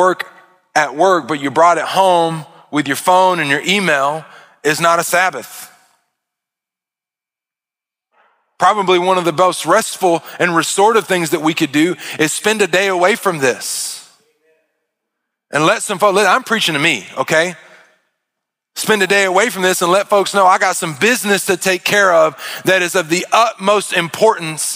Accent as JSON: {"language": "English", "country": "United States"}